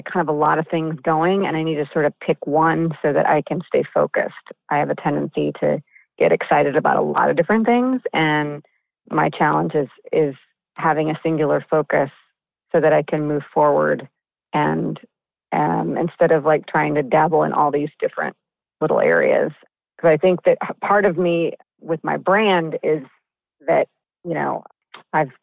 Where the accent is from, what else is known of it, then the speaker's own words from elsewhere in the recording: Midwest, United States; moved away as an adult; now in Los Angeles, United States; I am from the Midwest.